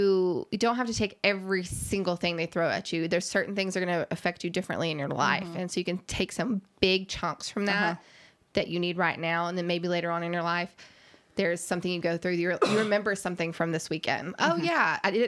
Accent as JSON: {"language": "English", "town": "Mason", "country": "United States", "tie": "born or raised there", "said": "No, I'm very fortunate growing up in Mason where, you know, I started kindergarten with most of the people I graduated high school with."}